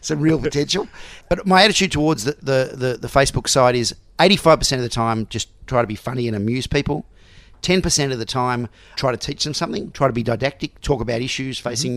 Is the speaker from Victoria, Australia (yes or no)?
yes; Melbourne, Victoria, Australia; also born or lived in Sydney; even though I was born in Sydney, I've grown grown up in Melbourne